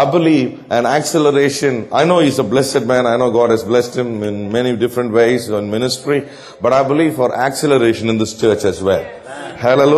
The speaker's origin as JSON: {"language": "English", "region": "South India", "country": "India", "said": "I'm from South India"}